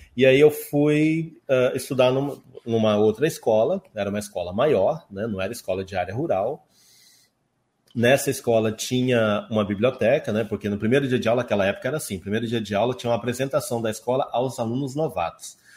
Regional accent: Rondônia, Brazil; also born or lived in Santa Helena, Paraná / Curitiba, Paraná / Ji-Paraná, Rondônia; eu vim para cá, eu tinha dois, três anos de idade, então eu cresci aqui. Hum. Eu sou rondoniense de coração

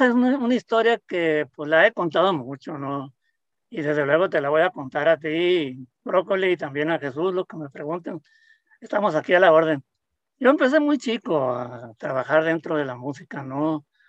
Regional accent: El Recodo, Sinaloa, Mexico; del pueblo donde yo nací, en el pueblo del Recodo

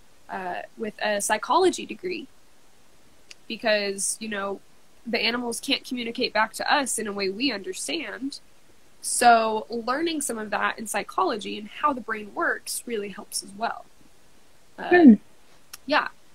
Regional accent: Kansas, United States; I'm from Kansas

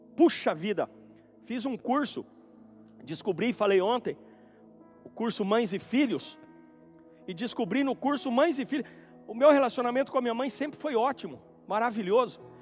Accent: Bonito, Mato Grosso do Sul, Brazil; now in Campo Grande, Brazil; decidi fazer uma visita na fazenda onde eu nasci e fui criado

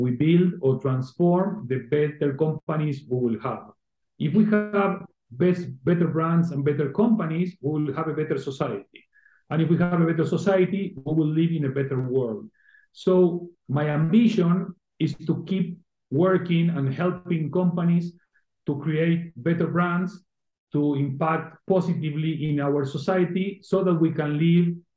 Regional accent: Argentina; now in Spain; I was originally born and raised in Argentina

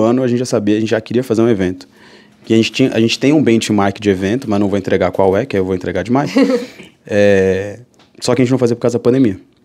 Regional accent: São Paulo, Brazil; moved away as an adult; also born or lived in Fortaleza / Mossoró; sou daqui de São Paulo

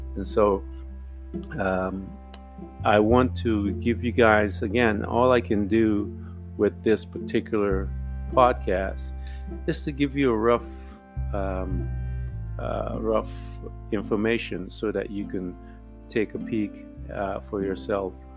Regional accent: Guyana; being from British Guiana

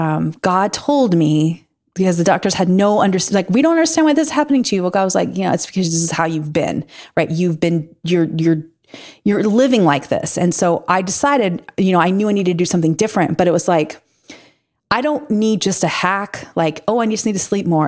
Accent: Pacific coast, United States; moved away as an adult; also born or lived in Midwest; growing up on the Pacific, you know, the Pacific coast

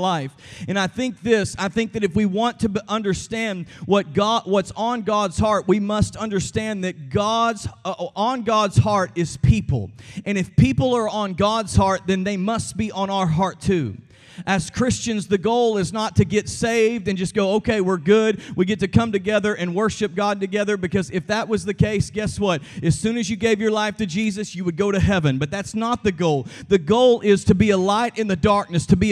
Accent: Texas, United States; I'm from Texas

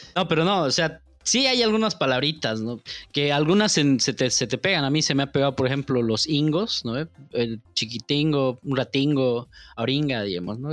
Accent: La Paz, Bolivia; accent: paceño; now in Santa Cruz, Bolivia; Pese, pese a que estoy aquí, yo hablo como paseño nomás

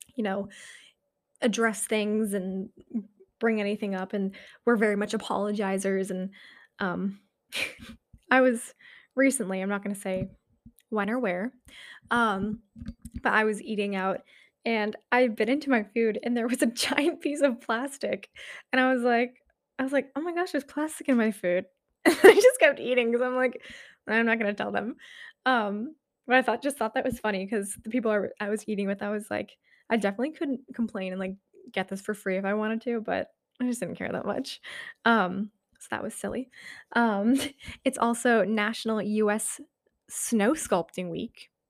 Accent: New Hampshire, United States; moved away; up in New Hampshire in my hometown

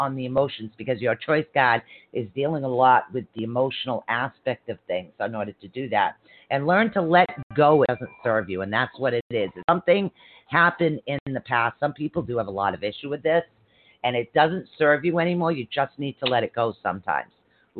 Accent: Ireland; Because I'm Irish. My husband would have been out the door.

